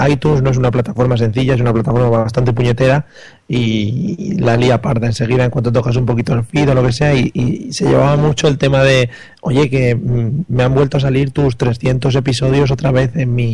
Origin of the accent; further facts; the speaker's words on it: Spain; que somos españoles, hombre, que el inglés lo tenemos flojete.